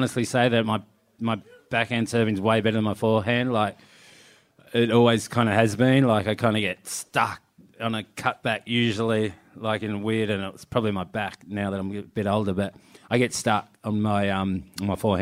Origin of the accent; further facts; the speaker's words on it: Cronulla, New South Wales, Australia; when I grew up in Cronulla